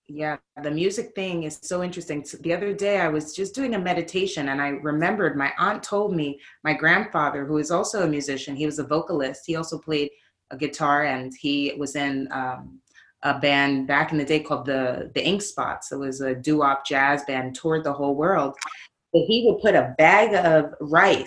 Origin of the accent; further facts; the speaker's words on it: New York City, New York, United States; also born or lived in Brooklyn; now in Oakland, United States; I'm from New York City. I'm born in Brooklyn, raised in the Bronx